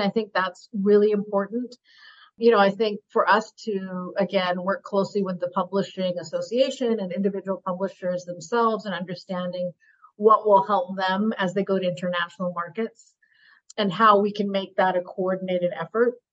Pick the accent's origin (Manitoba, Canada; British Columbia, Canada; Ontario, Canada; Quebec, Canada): British Columbia, Canada; Burnaby; now in Vancouver, Canada; I grew up in Burnaby